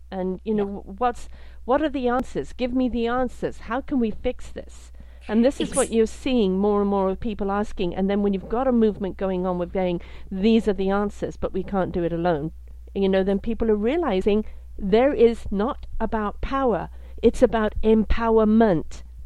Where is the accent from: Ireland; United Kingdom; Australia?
United Kingdom; also born or lived in South Africa; now in Canada; I'm British, lived in South Africa, now live in Canada.